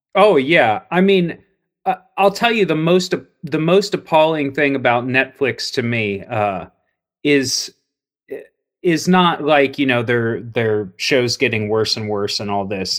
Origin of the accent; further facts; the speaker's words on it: Cincinnati, Ohio, United States; now in Columbus, United States; I grew up in Cincinnati